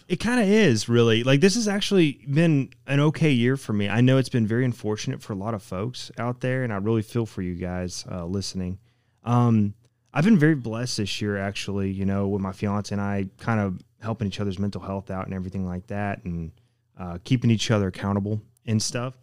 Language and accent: English; Knoxville, Tennessee, United States; moved away as an adult; now in Oshkosh, United States; being from East Tennessee and uh, I was born and raised in Knoxville, so y'all could probably tell my accent pretty quickly